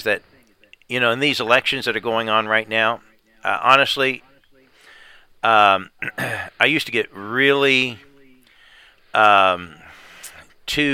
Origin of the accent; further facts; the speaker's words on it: United States; I'm an American